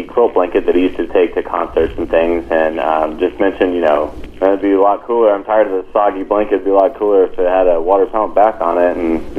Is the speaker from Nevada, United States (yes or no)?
yes; Reno, Nevada, United States; moved away; also born or lived in North Carolina / Denver, Colorado; I grew up in Reno, Nevada